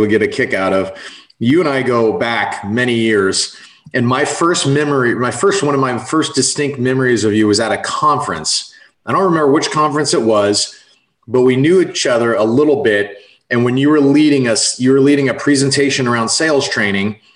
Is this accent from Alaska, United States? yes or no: no; San Francisco Bay Area, California, United States; moved away as an adult; also born or lived in San Diego / Oregon; now in Tampa, United States; I'm from the San Francisco Bay Area originally